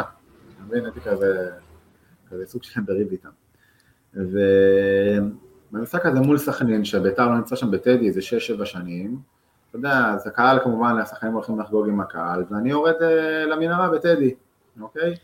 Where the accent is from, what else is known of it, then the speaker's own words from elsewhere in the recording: Israel; also born or lived in Netherlands; אנחנו כישראלים